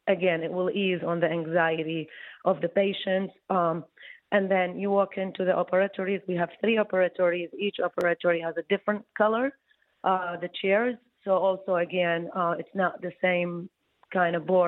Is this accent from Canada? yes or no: no; Iraq; moved away as an adult; also born or lived in Baghdad, Iraq / New York, United States / New Jersey, United States; now in Detroit, United States; I came from Iraq